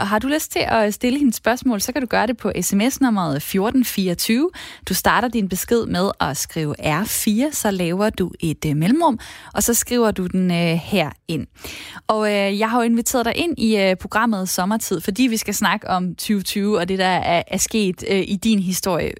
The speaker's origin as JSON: {"language": "Danish", "town": "Esbjerg", "region": "Southern Denmark", "country": "Denmark", "said": "Jeg er fra Esbjerg"}